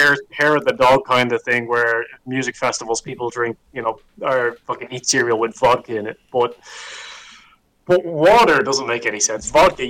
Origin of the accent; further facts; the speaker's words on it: Ireland; As an Irish person